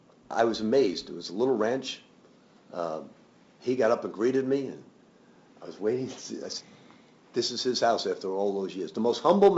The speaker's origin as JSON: {"language": "English", "region": "New York", "country": "United States", "said": "I'm from Queens, New York, or Manhattan."}